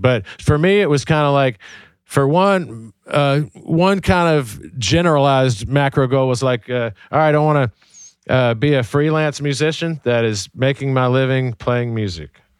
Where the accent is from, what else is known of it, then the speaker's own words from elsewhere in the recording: Birmingham, Alabama, United States; I grew up in Birmingham, Alabama